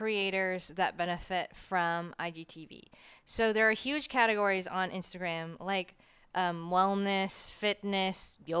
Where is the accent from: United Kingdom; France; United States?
United States; Florida; I'm from Florida. And so we watch these tropical waves turn into tropical storms and then sometimes hurricanes.